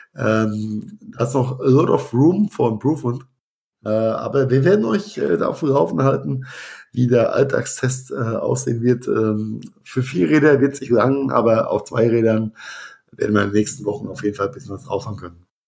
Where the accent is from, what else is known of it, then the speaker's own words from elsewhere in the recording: Rhenish Hesse, Rhineland-Palatinate, Germany; wie es bei uns in Rheinhessen heißt